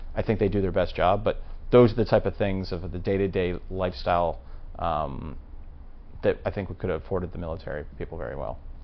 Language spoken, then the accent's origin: English; Maryland, United States; I'm being from Maryland, and the rest of the cousins, we all attended Boys State in the summertime